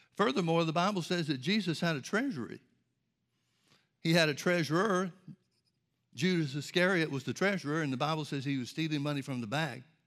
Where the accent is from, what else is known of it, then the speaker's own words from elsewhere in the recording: Birmingham, Alabama, United States; I grew up in Birmingham, Alabama, outside Birmingham, Alabama, and there were trees and forests and everything all around us